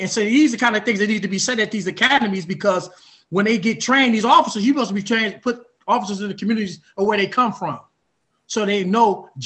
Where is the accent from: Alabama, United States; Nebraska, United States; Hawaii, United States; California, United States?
California, United States; Oakland; I grew up in North Oakland